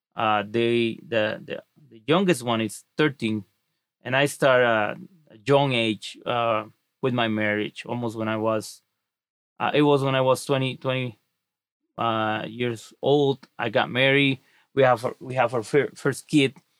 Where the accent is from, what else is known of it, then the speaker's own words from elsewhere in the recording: Mexico; now in United States; I wasn't born in the United States. I was born in Mexico.